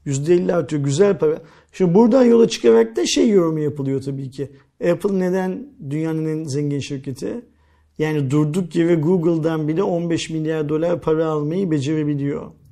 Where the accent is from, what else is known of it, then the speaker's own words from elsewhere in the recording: Turkey; Biz Türkler olarak bu paraya sahip değiliz